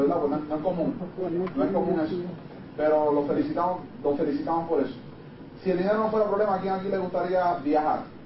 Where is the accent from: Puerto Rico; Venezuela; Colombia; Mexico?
Puerto Rico; Me encontraba en mi país